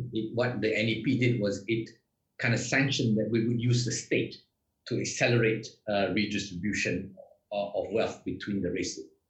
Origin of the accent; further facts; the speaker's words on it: Malaysia; I'm Malaysian.